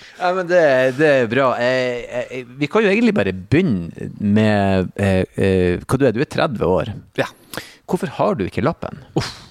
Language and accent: Norwegian; Bodø, Nordland, Norway; moved away; det er vel tre bussruter i Bodø